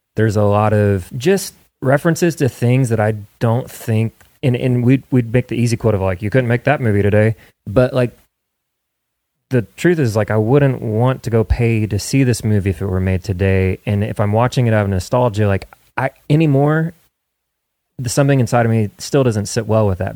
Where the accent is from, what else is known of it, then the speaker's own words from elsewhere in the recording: Midwest, United States; moved away as an adult; now in Nashville, United States; I grew up in the Midwest